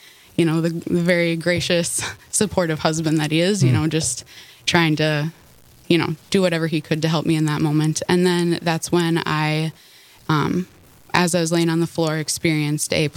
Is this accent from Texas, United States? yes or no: no; Horace, North Dakota, United States; I grew up in Horace, just south of Fargo